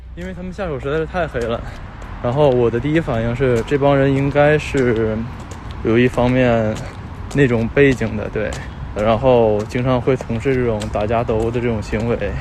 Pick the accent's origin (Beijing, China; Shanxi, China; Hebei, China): Hebei, China; Tangshan; 因为我在唐山长大的嘛， 我今年二十九岁